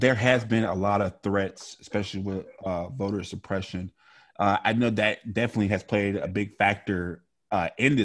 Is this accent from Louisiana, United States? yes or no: yes; Caddo Parish, Louisiana, United States; born or raised there; moved away